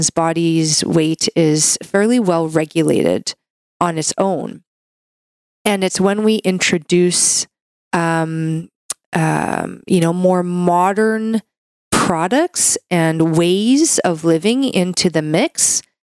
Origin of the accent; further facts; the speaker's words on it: Canada; I'm a Canadian medical doctor